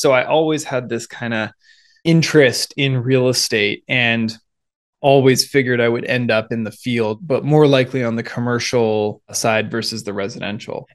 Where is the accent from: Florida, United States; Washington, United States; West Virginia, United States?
Washington, United States; Seattle; now in Bay Area, California, United States; growing up in the Seattle area